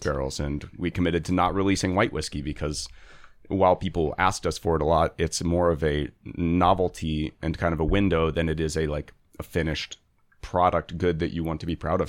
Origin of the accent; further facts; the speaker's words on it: Houston, Texas, United States; moved away as an adult; now in Baltimore, United States; where I grew up in Houston